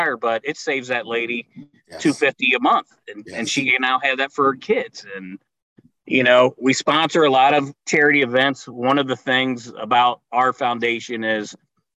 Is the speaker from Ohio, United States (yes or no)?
yes; Cincinnati, Ohio, United States; as a kid growing up in Cincinnati